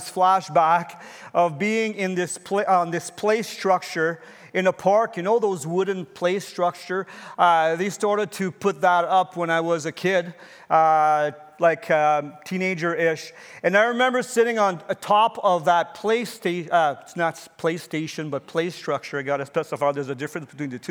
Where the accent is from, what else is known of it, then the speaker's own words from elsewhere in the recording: Canada; as a citizen and as a Canadian